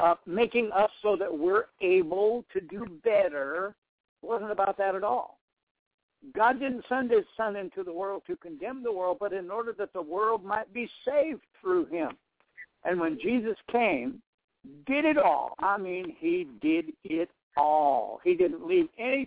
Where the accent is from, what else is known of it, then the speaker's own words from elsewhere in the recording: South Dakota, United States; moved away as an adult; also born or lived in Nebraska; born and raised in South Dakota. I moved to Nebraska to start the church.